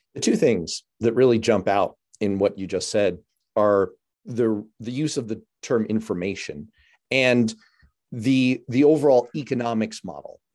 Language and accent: English; New York City, New York, United States; growing up in New York City, like I did